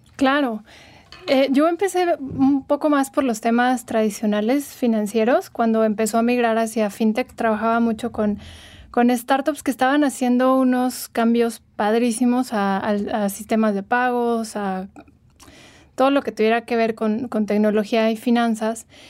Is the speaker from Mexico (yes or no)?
yes; Morelia, Michoacán, Mexico; moved away as an adult; now in Mexico City, Mexico; yo soy de Morelia, llevo unos años viviendo en Ciudad de México, pero soy originaria de ahí.